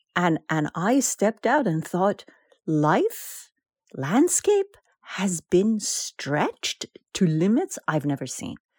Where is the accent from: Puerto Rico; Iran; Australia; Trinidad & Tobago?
Iran; now in United States; we are Iranian Americans